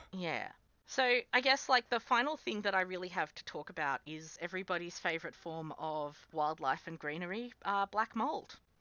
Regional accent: Central West New South Wales, Australia; moved away as an adult; also born or lived in Sydney, Australia; now in Canberra, Australia; I grew up in Central West New South Wales, where it also gets properly cold.

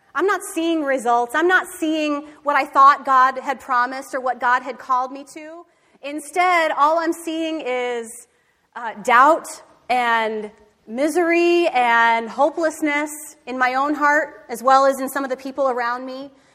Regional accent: Michigan, United States; I grew up in Michigan

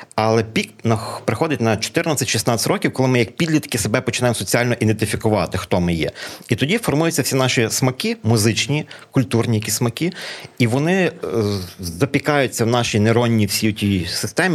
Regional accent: Lviv, Lviv Oblast, Ukraine; first language Ukrainian; коли я жив в 90-х роках, ми з моїм рідним братом в україномовній сім'ї у Львові, ми львів'яни в третьому поколінні

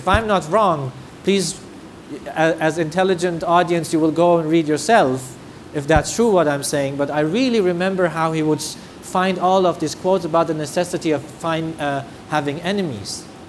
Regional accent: Germany; I come from the German tradition, I love Germany. I am really proud of my country that has accepted 1 million refugees.

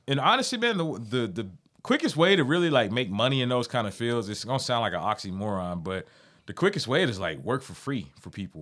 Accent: Amarillo, Texas, United States; I'm from the Heights

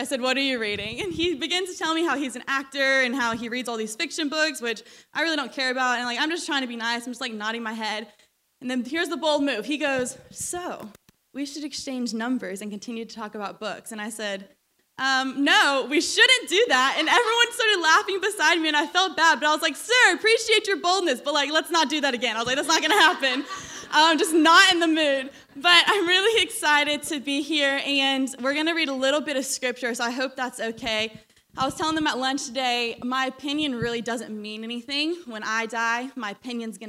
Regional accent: Georgia, United States; accent: southern twang; some of you guys have already called me out for my southern twang. I'm from Georgia

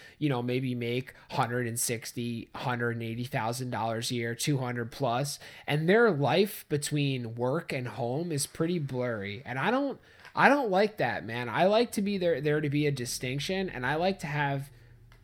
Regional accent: Long Island, New York, United States; I'm from Long Island, man, so I I grew up boating too

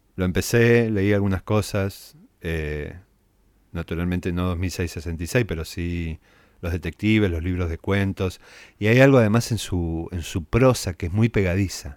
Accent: San Francisco, Córdoba, Argentina; moved away as an adult; Yo nací en San Francisco, después me mudé a Córdoba para estudiar letras.

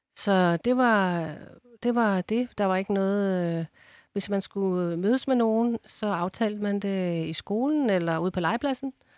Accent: Ballerup, Capital Region of Denmark, Denmark; jeg kommer jo fra Ballerup

